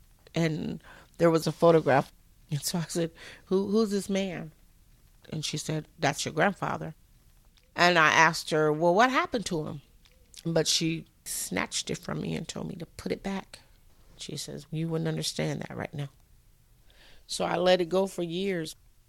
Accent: Las Vegas, Nevada, United States; I was born in Las Vegas, Nevada

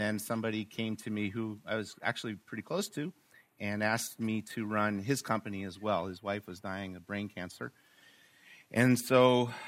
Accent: Short Hills, New Jersey, United States; born and raised in Short Hills

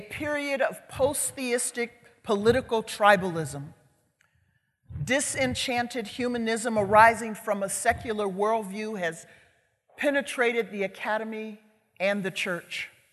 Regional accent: Chicago, Illinois, United States; I'm from Chicago. I grew up on Chicago's south side in a community called West Chatham

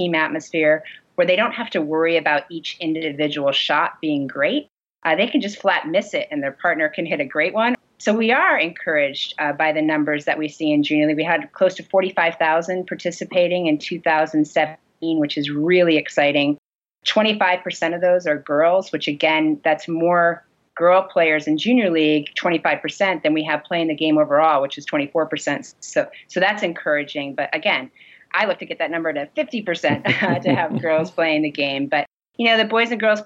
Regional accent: Syracuse, New York, United States; moved away; also born or lived in New England; I grew up in Syracuse.

